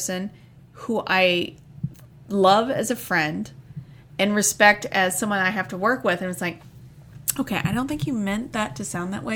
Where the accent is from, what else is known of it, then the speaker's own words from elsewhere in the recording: Indiana, United States; moved away; I grew up in Indiana